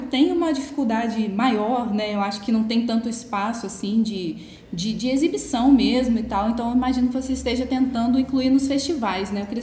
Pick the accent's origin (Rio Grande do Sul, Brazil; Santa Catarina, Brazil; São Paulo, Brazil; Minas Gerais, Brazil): Minas Gerais, Brazil; Leopoldina; eu sou de uma cidade aí do lado da sua, porque eu sou de Leopoldina e assim, Minas também